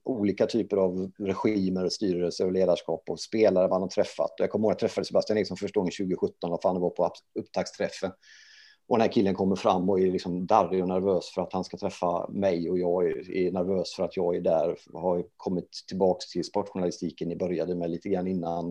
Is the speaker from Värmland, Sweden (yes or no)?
no; Gothenburg, Västra Götaland, Sweden; moved away as an adult; also born or lived in Norrköping; jag är ju uppväxt i Göteborg